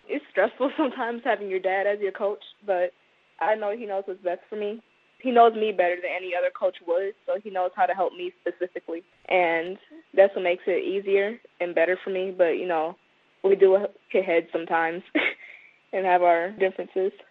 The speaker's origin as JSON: {"language": "English", "region": "Minnesota", "country": "United States", "tie": "born or raised there", "said": "My whole life. I was born here"}